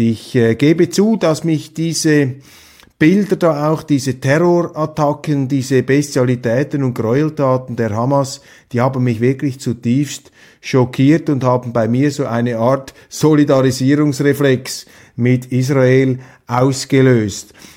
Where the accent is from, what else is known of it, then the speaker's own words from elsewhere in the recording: Switzerland; als Schweizer